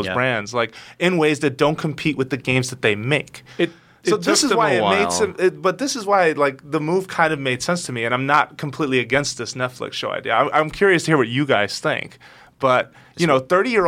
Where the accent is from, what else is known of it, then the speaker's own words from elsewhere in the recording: United States; we grew up as part of, like, so devoted to that culture.